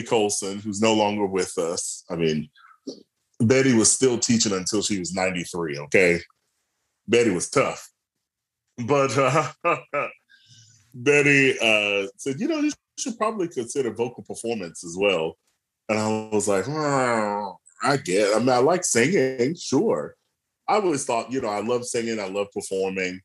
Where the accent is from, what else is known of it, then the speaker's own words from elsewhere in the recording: Atlanta, Georgia, United States; I am from Atlanta, Georgia. I was born and raised there